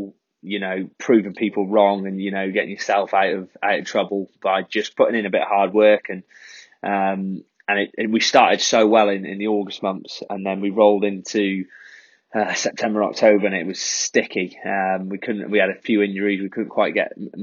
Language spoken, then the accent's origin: English; North Wales, United Kingdom; I'm North Wales, but I'm like probably about 20 minutes from Wrexham.